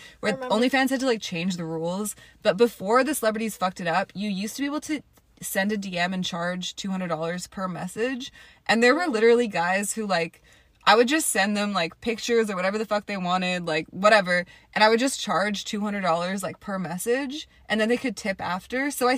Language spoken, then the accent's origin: English; Toronto, Ontario, Canada; now in Atlanta, United States; I am originally from Toronto